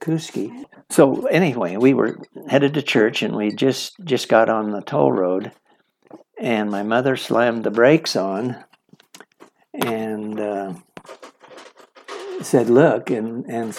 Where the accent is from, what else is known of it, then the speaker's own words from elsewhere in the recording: Salmon, Idaho, United States; I was born in Salmon, Idaho in 1938. And I was raised by a stepfather.